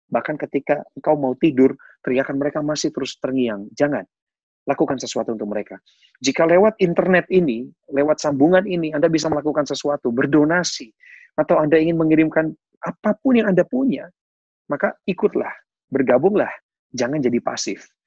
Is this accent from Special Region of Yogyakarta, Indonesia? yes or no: no; West Java, Indonesia; born there; Dan saya percaya meskipun saya dilahirkan di Jawa Barat